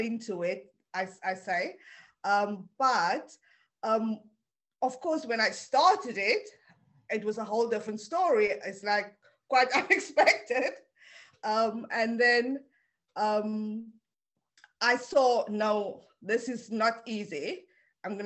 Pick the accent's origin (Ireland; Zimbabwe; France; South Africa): South Africa; Cape Town, Western Cape; first language Afrikaans; English is a second language; moved away as an adult; also born or lived in Preston, England / Leeds, England; now in London, United Kingdom; I was born in South Africa, in Cape Town, grew up there